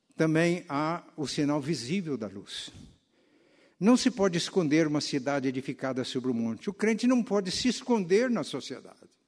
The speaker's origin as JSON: {"language": "Portuguese", "region": "Minas Gerais", "country": "Brazil", "moved": "yes", "said": "mineiros lá da minha terra"}